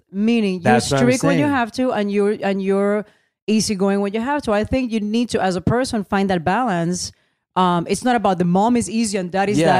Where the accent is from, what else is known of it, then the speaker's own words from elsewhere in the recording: Puerto Rico; first language Spanish; English is a second language; moved away; I'm an American citizen, but I'm Puerto Rican.